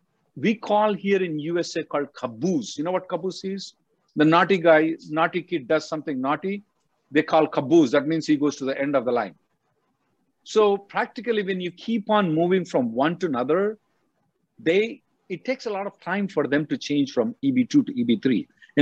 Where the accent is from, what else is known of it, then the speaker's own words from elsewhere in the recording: India; now in United States; I came from India. I know it is not a good idea to do anything else other than change of status.